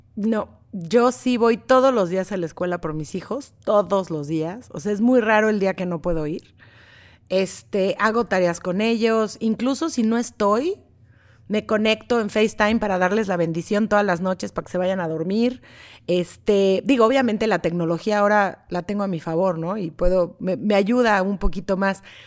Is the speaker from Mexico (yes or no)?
yes; Mexico; moved away as an adult; now in Los Angeles, United States; crecí con …, soy mexicana